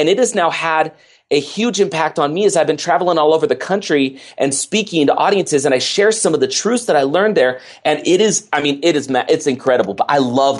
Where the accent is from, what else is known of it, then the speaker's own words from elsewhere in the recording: Oakland, California, United States; I grew up in Oakland, California. Grew up Oakland, not having a lot growing up.